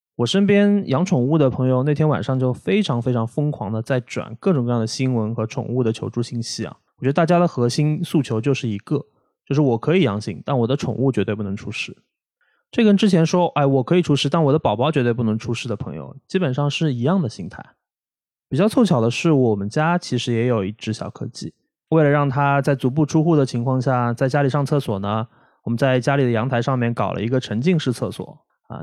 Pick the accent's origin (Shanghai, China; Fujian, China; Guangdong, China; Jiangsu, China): Shanghai, China; 我们上海人